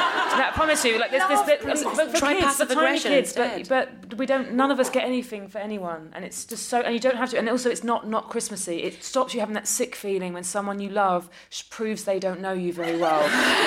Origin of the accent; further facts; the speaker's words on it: Ireland; I'm an Irish person. Obsessed with the potatoes.